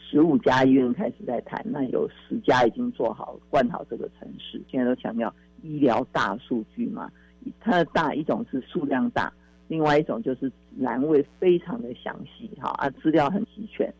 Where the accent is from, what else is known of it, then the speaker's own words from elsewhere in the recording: Taiwan; 台湾的病就是亚洲人或中国人或我们台湾人的病